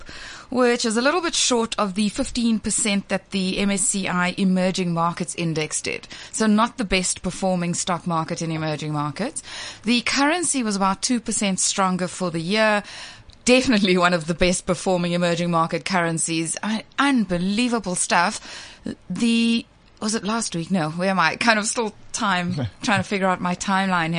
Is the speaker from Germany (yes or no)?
no; South Africa; as South African consumers